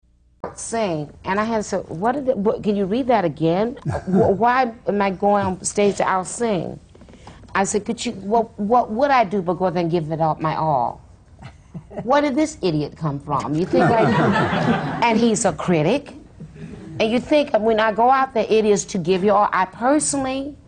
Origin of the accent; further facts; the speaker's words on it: the South, United States; I'm from the South